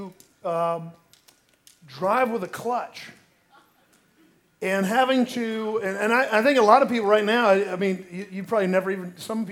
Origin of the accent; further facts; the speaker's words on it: Sanford, Florida, United States; where I grew up in Sanford is a lot closer to the coast